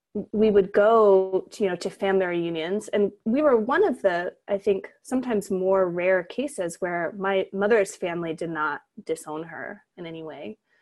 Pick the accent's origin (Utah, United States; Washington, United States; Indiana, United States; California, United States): Utah, United States; And I grew up in Utah as a non-Mormon.